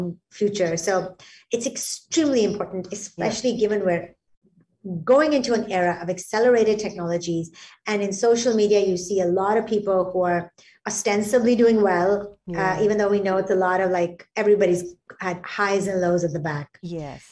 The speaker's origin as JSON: {"language": "English", "country": "Singapore", "said": "as a Singaporean"}